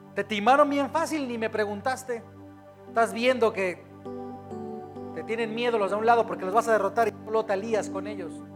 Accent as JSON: {"language": "Spanish", "region": "Querétaro", "country": "Mexico", "said": "Somos queretanos o mexicanos"}